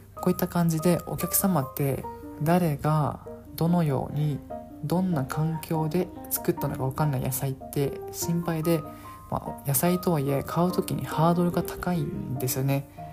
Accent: Okinawa, Japan; 僕 は地元沖縄でして、あの、沖縄にいますので

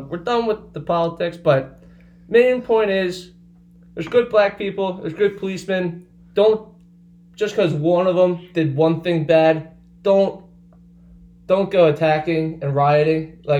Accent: Medford, United States; a main street of my hometown.

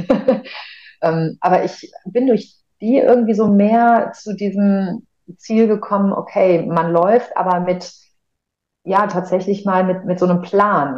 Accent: Frankfurt, Hesse, Germany; moved away as an adult; also born or lived in Cologne; ich komme aus, aus Frankfurt äh, gebürtig

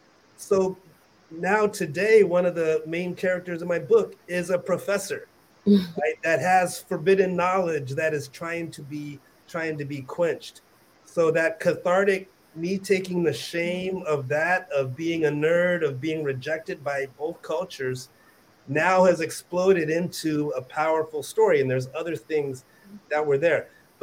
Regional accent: West Coast, United States; I was a Army brat, so I grew up on the West Coast around a lot of white people.

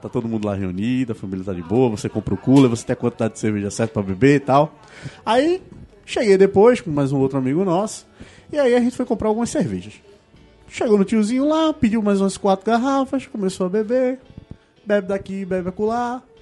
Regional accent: Ceará, Brazil; now in Recife, Brazil; O pessoal daqui de casa, primeiramente, somos cearenses. Então, o que se tinha era Fortaleza e minha família nem de Fortaleza é, de Sobral

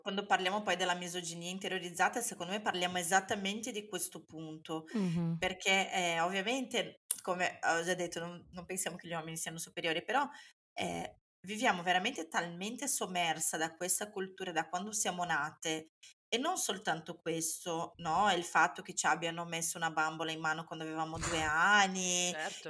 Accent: Brazil; now in Italy; io sia brasiliana

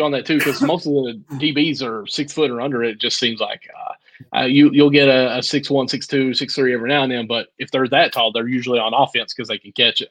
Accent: Appalachia, United States; I am Appalachian as they come, let me tell you.

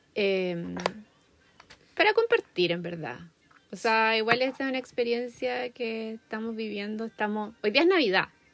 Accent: Chile; moved away as an adult; also born or lived in Australia; now in United States; yo, soy de Chile

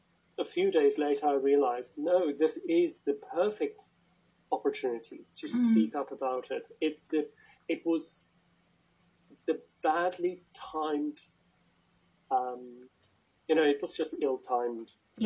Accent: South Africa; now in United Kingdom; And I know I'm South African, and I speak as if I'm British. I'm soon going to be officially British

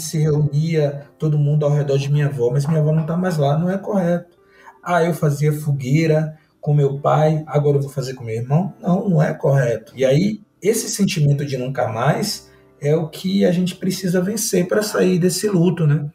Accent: Northeast Region, Brazil; eu sou do Nordeste

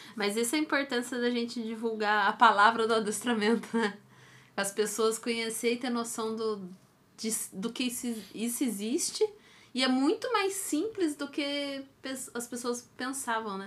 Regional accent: Taubaté, São Paulo, Brazil; moved away; eu sou de Taubaté e lá tem o Mar Cerqueira, né? E é. desde que eu sou novinha, adolescente, já tinha propaganda do Márcio Cerqueira lá

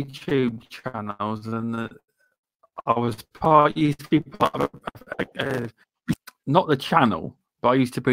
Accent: Rutland, East Midlands, United Kingdom; I come from the East Midlands areas. I live near a place called Leicester. I live in a county called Rutland

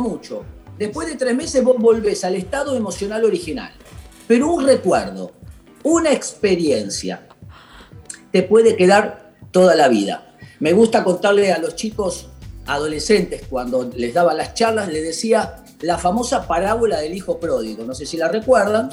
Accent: Argentina; la tarea que tenemos por delante como argentinos y como personas

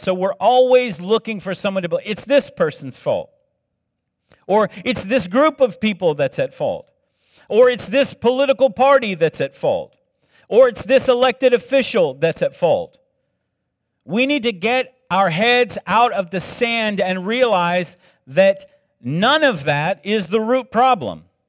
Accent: South Carolina, United States; moved away; I grew up in South Carolina

